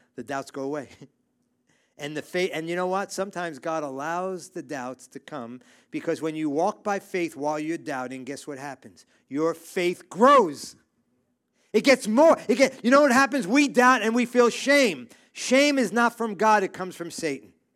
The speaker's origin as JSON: {"language": "English", "town": "New York City", "region": "New York", "country": "United States", "tie": "born or raised there", "said": "I grew up in New York City. I grew up in Brooklyn"}